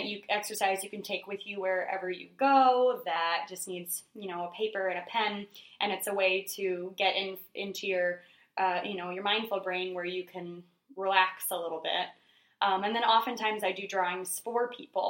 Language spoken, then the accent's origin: English; Fort Wayne, Indiana, United States; I am from here in Fort Wayne, born and bred.